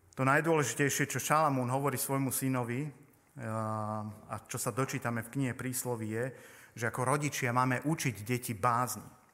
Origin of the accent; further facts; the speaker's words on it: Poprad, Prešov Region, Slovakia; sme teda z Popradu s manželkou